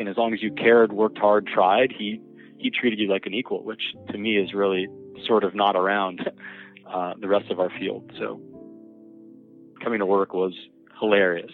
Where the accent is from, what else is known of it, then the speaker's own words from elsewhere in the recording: Miami, Florida, United States; I grew up in Miami